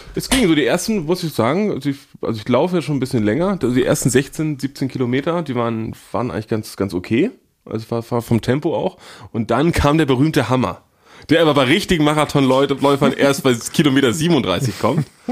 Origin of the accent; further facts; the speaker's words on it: Northern Germany, Germany; als Norddeutscher